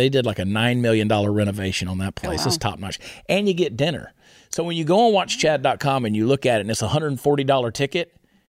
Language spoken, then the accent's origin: English; Canada; I still identify as a Canadian trucker.